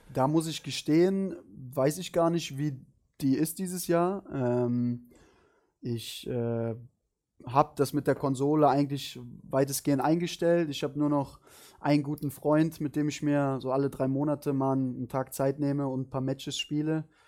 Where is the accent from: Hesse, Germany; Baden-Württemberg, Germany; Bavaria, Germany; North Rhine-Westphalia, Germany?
North Rhine-Westphalia, Germany; Cologne; moved away as an adult; Köln ist, äh, Köln ist meine Heimat